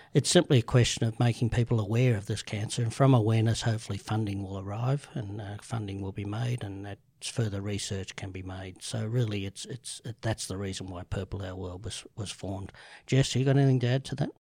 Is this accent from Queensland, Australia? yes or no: no; Sydney, New South Wales, Australia; grew up in the eastern suburbs, um, from Rose Bay to Bellevue Hill to B-, North Bondi, back to Vaucluse, back to Bellevue Hill